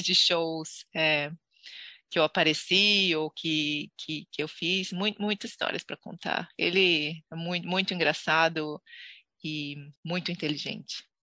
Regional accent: Santos, São Paulo, Brazil; moved away as an adult; now in New Zealand; nasci em Santos, ehm, litoral de São Paulo.

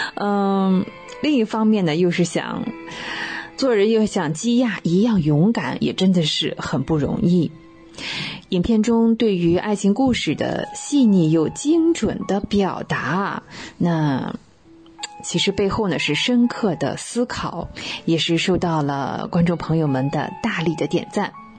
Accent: China; 我们中国人

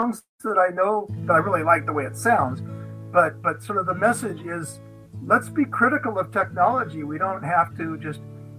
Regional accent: Los Angeles, California, United States; I was born in Los Angeles, California

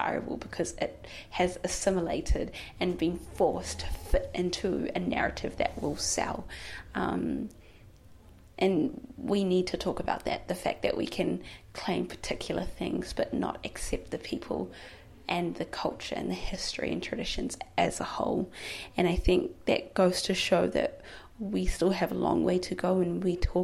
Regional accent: New Zealand; as a, you know, black Muslim girl growing up in New Zealand, in Aotearoa, I grew up being told that my culture is weird

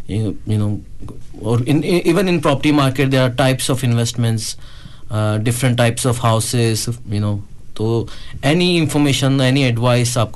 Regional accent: Patiala, Punjab, India; now in New Zealand; मैं पटियाला से हूँ which is a very famous शहर

